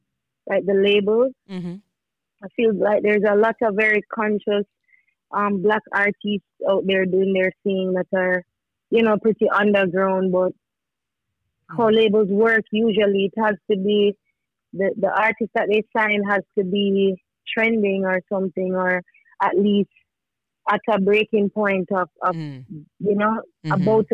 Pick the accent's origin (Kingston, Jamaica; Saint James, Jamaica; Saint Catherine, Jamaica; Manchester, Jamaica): Manchester, Jamaica; I'm from Manchester.